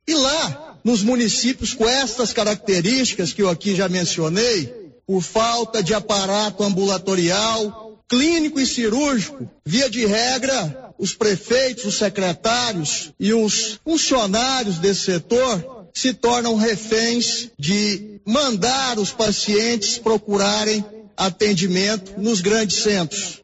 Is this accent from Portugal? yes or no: no; Estrada de Ferro region, Goiás, Brazil; nós que somos da região da Estrada de Ferro